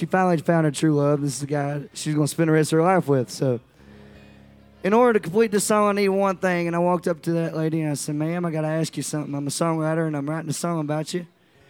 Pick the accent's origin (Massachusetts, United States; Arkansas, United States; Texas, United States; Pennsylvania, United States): Arkansas, United States; Nashville; I came from Nashville, Arkansas, I came to Nashville, Tennessee, and went down to Broadway for the first time, being 21